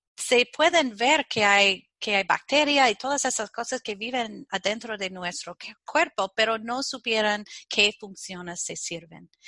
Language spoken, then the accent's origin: Spanish; Chicago, Midwest, United States; Spanish is a second language; soy ah, de los Estados Unidos nací en el Medio Oeste y ah, vivía en Chicago